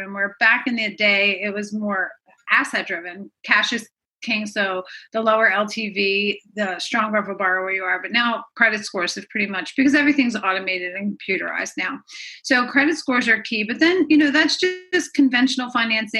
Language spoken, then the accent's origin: English; Philadelphia, Pennsylvania, United States; also born or lived in Jersey Shore; I'm from Philadelphia